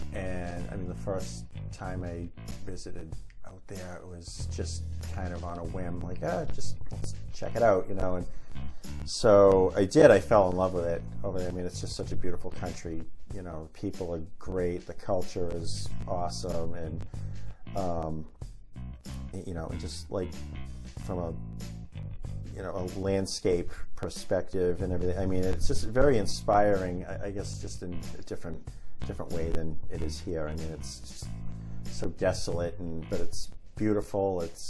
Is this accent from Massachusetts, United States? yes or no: yes; Boston, Massachusetts, United States; born or raised there